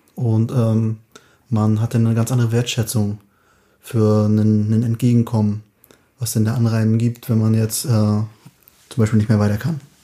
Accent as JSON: {"language": "German", "town": "Anklam", "region": "Mecklenburg-Vorpommern", "country": "Germany", "moved": "yes", "said": "bin ja aus Anklam, da sind wir ein bisschen hin und her gezogen, hier"}